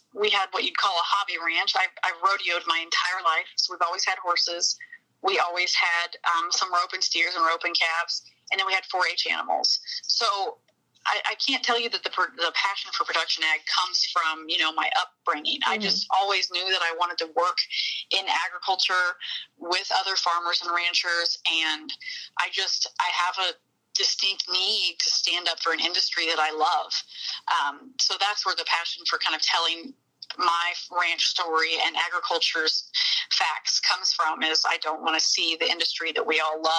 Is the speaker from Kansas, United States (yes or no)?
yes; Anderson County, Southeast Kansas, United States; grew up in Southeast Kansas in Anderson County, which is almost as close as you can get to Missouri without actually being in Missouri